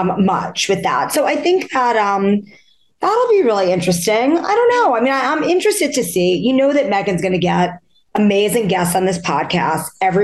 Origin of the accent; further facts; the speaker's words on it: New York City, New York, United States; I grew up in Forest Hills, guys, where the U.S. Open was played before it was played in Flushing.